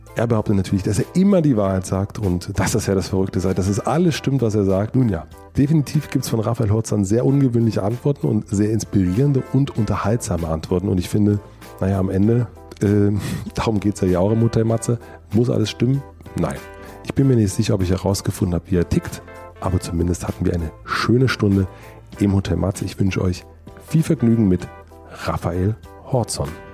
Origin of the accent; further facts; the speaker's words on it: Berlin, Germany; weil wir sind ja beide Deutsche, wir sind beide aus Berlin